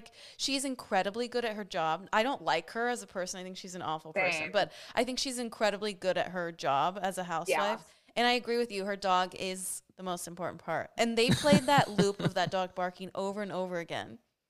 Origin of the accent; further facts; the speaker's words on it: Dallas, Texas, United States; we're from Dallas.